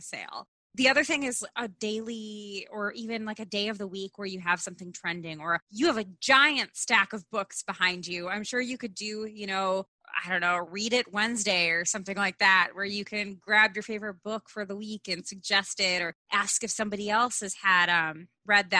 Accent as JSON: {"language": "English", "region": "North Midwest", "country": "United States", "said": "I know we're both from the North Midwest"}